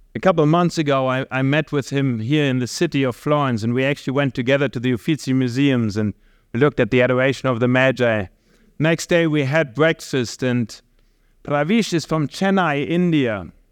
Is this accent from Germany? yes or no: yes; Germany; moved away; we are from Germany